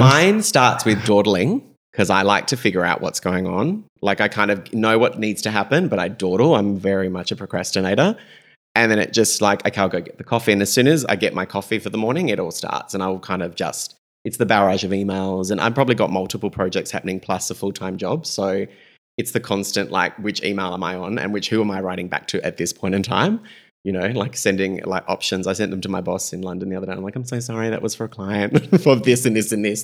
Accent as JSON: {"language": "English", "town": "Adelaide", "region": "South Australia", "country": "Australia", "also_born_or_lived": "Melbourne", "said": "we're just kids from Adelaide"}